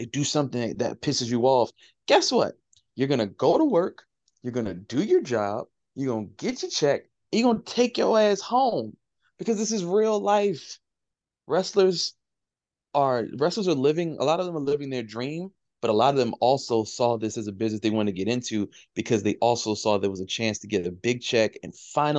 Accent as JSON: {"language": "English", "town": "Baltimore", "region": "Maryland", "country": "United States", "tie": "born or raised there", "said": "I'm a kid from West Baltimore. I'm a dude from West Baltimore"}